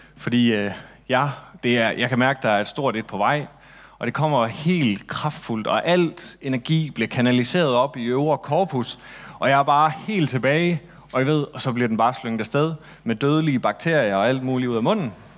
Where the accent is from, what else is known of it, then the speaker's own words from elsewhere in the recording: Central and West Jutland, Central Denmark Region, Denmark; midtjyde, som jeg er, jeg kommer egentlig fra Midt- og Vestjylland, hvis det skal sådan helt rigtigt